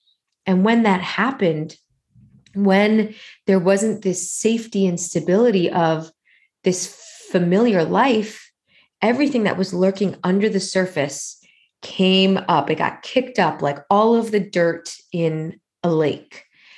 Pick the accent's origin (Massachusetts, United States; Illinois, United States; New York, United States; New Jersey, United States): New York, United States; moved away as an adult; This whole identity that I had wrapped up in being a New Yorker, in being a particular kind of New Yorker, in being an entrepreneurial New Yorker